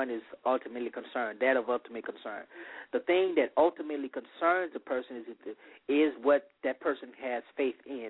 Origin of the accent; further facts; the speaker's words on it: the South, United States; I'm from the South. It's warm.